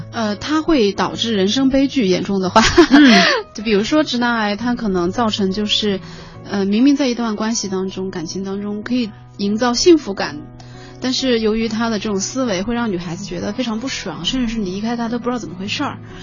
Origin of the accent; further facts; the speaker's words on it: Sichuan, China; 我是四川人嘛，四川，四川的那种环境